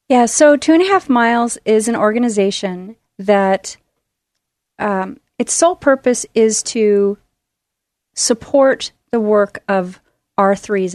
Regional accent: Tualatin, Oregon, United States; also born or lived in Midwest; I was born in the Midwest, and my family came out here when I was little, and we ended up in Tualatin, Oregon, and I've been in the Portland area ever since

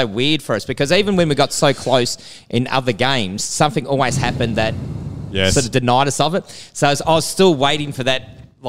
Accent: Footscray, Victoria, Australia; but I grew up in Footscray

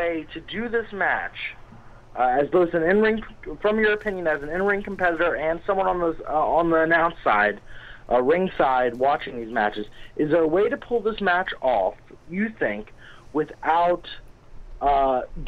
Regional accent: Crofton, Maryland, United States; I'm actually from Crofton. It's a smaller town in Maryland

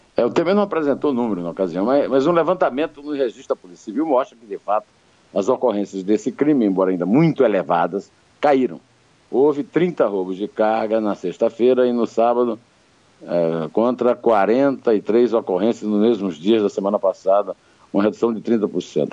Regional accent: Uiraúna, Paraíba, Brazil; a seis léguas, 36 quilômetros da cidade onde eu nasci, o Iraúna.

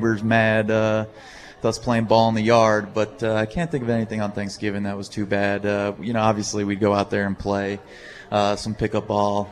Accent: Bellmore, New York, United States; born or raised there

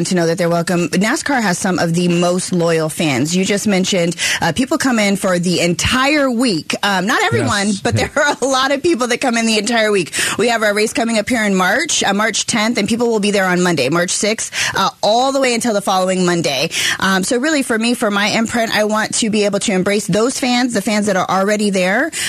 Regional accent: Phoenix, Arizona, United States; I grew up actually in the West Valley. So my parents still live in the same house I was born and raised in that Maryvale corridor.

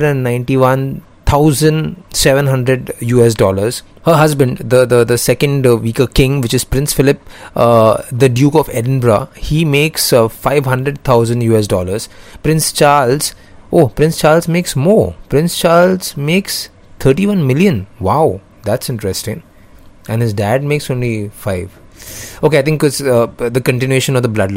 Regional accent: India; I'm from India

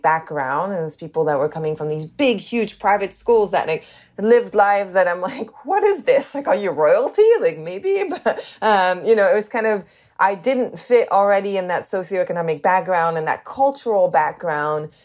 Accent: the north of England, United Kingdom; accent: northern; also born or lived in Canada; I grew up in England, and I went to an all girls school in England.

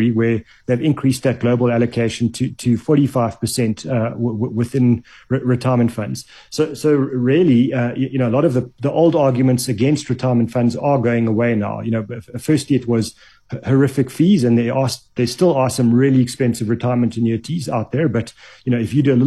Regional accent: South Africa; as a South African over the age of 18

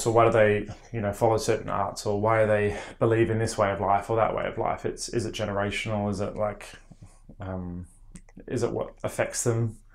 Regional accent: Australia; moved away; living in Australia and growing up in Australia

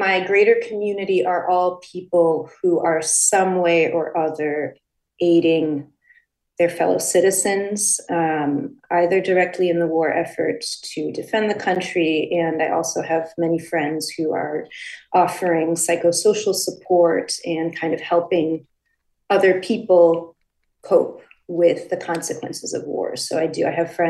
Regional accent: Connecticut, United States; I grew up in the United States, and actually I grew up in Connecticut precisely because all four of my Ukrainian grandparents in 1943, in the midst of World War II, were forced to leave their homeland.

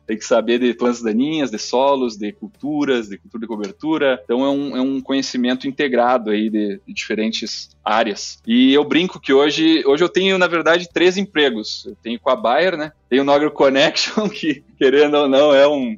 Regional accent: Uruguaiana, Rio Grande do Sul, Brazil; moved away as an adult; now in United States; Meus, meus pais têm uma empresa em Uruguaiana, no Rio Grande do Sul, onde a gente trabalha com a cultura do arroz irrigado

